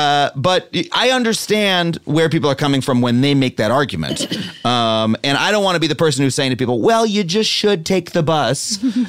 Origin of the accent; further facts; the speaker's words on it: New York, United States; I'm a New Yorker. I only learned to drive recently.